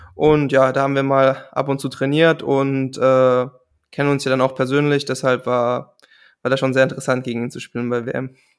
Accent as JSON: {"language": "German", "country": "Germany", "said": "als Deutscher"}